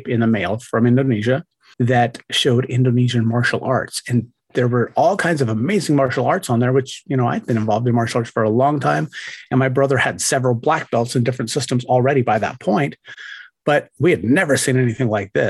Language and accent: English; Ogden, Utah, United States; also born or lived in Huntsville, Utah; I hail from Utah, northern Utah, a town called Ogden